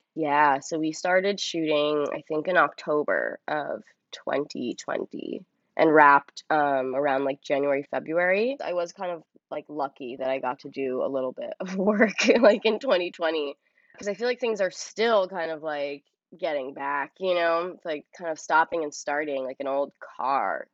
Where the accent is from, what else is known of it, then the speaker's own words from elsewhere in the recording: New York City, New York, United States; I grew up on the Upper West Side